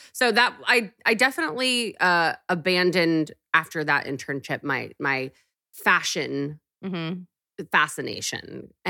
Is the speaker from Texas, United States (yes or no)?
yes; Texas, United States; But I was from Texas wearing TJ Maxx and showed up at Nylon magazine